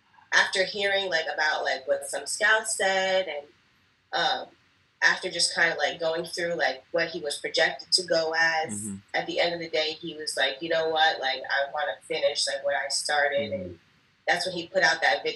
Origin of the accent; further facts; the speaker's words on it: New York, United States; moved away; I'm originally from New York. So I grew up a Giants fan, Yankees fan, New York Knicks